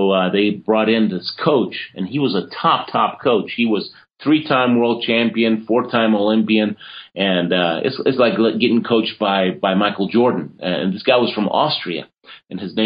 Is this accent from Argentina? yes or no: yes; Argentina; moved away; I was born in Argentina, and so I competed for Argentina